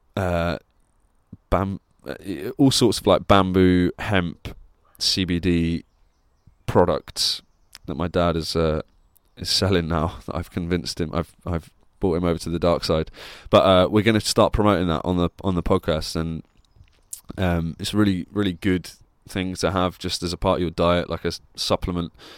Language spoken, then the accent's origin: English; Plymouth, South West England, United Kingdom; moved away; I'm doing this show in Plymouth in my hometown where I grew up